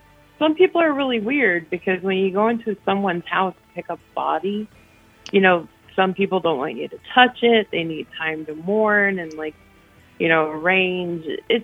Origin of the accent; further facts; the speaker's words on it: Ohio, United States; I'm from Ohio.